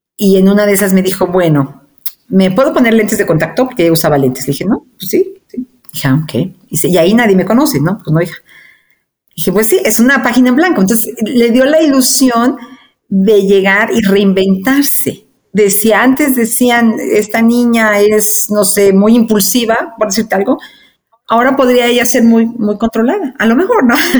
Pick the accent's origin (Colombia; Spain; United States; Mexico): Mexico; moved away as an adult; also born or lived in Argentina / Chile